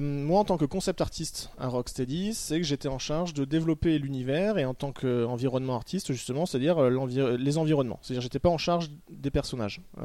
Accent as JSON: {"language": "French", "town": "Toulouse", "region": "Occitania", "country": "France", "tie": "born or raised there", "said": "je suis né à Toulouse"}